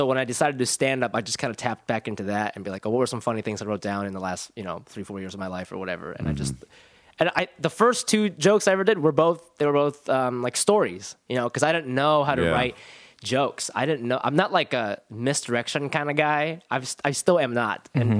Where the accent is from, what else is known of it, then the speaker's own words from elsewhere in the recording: Columbus, Ohio, United States; Columbus, Ohio.